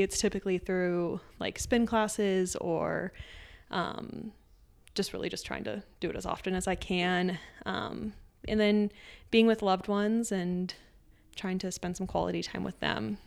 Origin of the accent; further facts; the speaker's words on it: Aurora, Colorado, United States; also born or lived in Texas; we moved back to Colorado, and I grew up in the Aurora Centennial area outside of Denver.